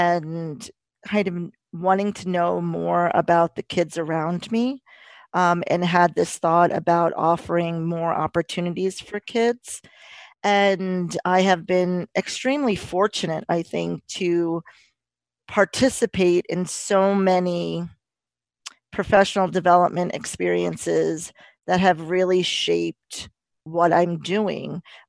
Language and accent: English; New York, United States; As with Debbie, I grew up in New York, and around a lot of diversity.